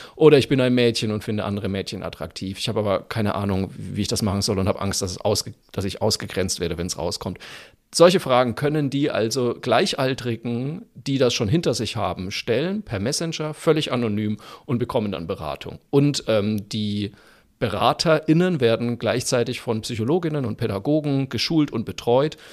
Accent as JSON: {"language": "German", "area": "Franconia", "region": "Bavaria", "country": "Germany", "said": "ich bin ja Franke"}